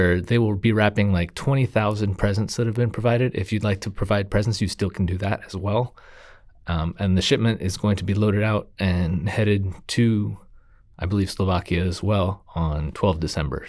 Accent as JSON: {"language": "English", "country": "United States", "said": "I'm from America"}